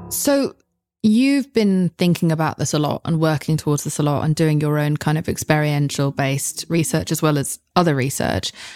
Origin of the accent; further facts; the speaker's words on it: United Kingdom; I'm British. We are told to never say how we're feeling about anything ever